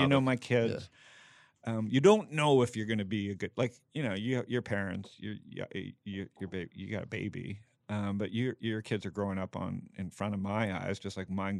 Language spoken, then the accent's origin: English; Toronto, Ontario, Canada; born there; So I was born in Toronto.